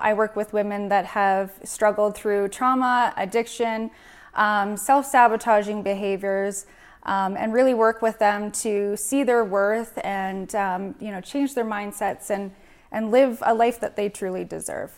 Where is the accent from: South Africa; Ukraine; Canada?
Canada; Prince George, British Columbia; born and raised in Prince George, I grew up here my whole life.